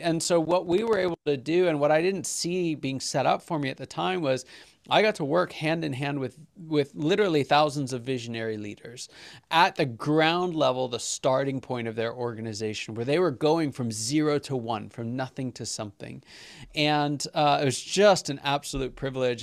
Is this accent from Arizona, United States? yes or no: no; Pittsburgh, Pennsylvania, United States; I'm from Pittsburgh